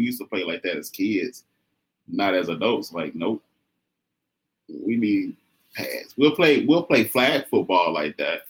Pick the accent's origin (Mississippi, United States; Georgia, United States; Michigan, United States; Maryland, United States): Mississippi, United States; Mississippi Delta, United States; I'm from Mississippi. Mississippi Delta, the big I'm a Delta boy, country boy